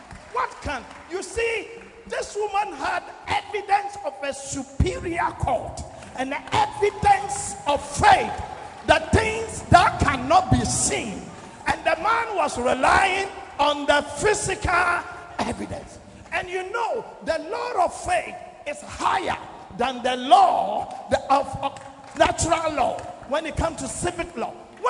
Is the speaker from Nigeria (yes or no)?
yes; Nigeria; I came from Nigeria.